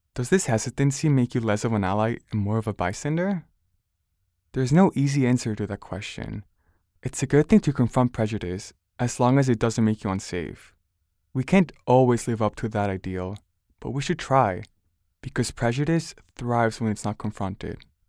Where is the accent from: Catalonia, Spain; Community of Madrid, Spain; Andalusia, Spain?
Catalonia, Spain; Barcelona; now in United States; I grew up in Barcelona, a pretty diverse city where I saw many different kinds of people